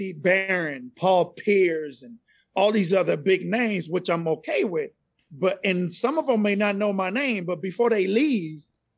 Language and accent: English; Panama; accent: Latin; first language Spanish; English is a second language; also born or lived in Panama City, Panama; now in Dallas, United States; So I'm originally from Central America. I'm from Panama originally. Still fluent in Spanish. That was my first language. Every now and then you can hear an accent come out. It is not a Dallas accent. It's a Latin accent, right?